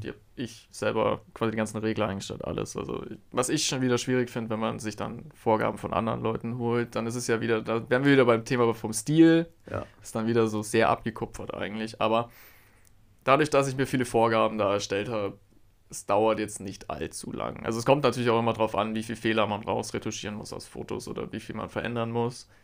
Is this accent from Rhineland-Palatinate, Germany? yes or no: no; Augsburg, Bavaria, Germany; Ich liebe Augsburg. Das ist meine Heimatstadt